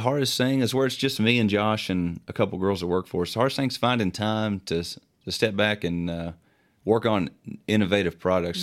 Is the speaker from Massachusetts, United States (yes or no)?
no; Morehead, Kentucky, United States; we're from Moorhead, Kentucky, you know, a small town.